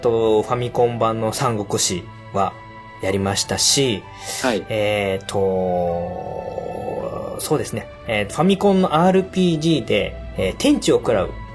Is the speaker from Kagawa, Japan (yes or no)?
yes; Kagawa, Japan; now in Gunma, Japan; もともと出身は香川県なんですけれども今はまあ群馬に越してきてて